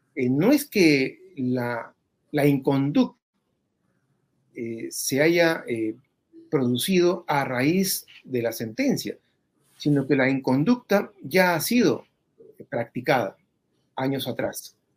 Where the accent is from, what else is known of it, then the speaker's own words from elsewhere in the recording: Peru; todos los peruanos